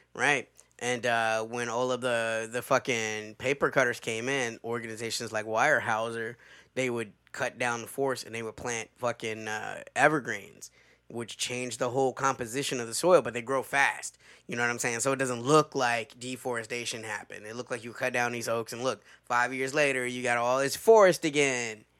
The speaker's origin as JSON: {"language": "English", "region": "the South", "country": "United States", "said": "a Southerner"}